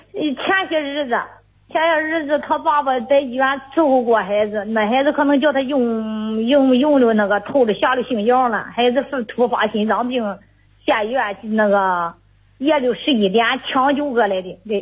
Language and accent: Chinese; Cangzhou, Hebei, China; 是沧，沧州南僻的